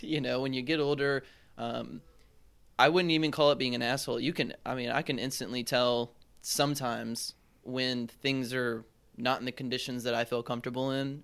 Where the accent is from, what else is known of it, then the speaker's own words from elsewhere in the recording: Charlotte, North Carolina, United States; moved away; from Charlotte, North Carolina